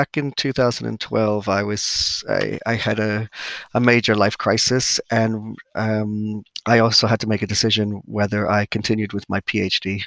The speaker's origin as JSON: {"language": "English", "region": "New York", "country": "United States", "moved": "as an adult", "lives_now": "Cornwall, United Kingdom", "said": "I am originally from New York"}